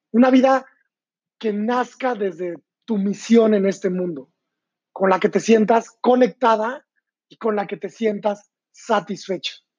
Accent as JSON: {"language": "Spanish", "region": "San Luis Potosí", "country": "Mexico", "tie": "born or raised there", "also_born_or_lived": "London", "moved": "as an adult", "said": "Yo nací en San Luis Potosí, México, hace 30 años"}